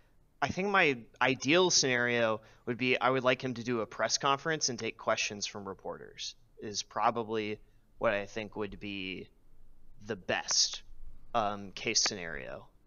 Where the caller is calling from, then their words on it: California, United States; I'm calling from the Bay Area.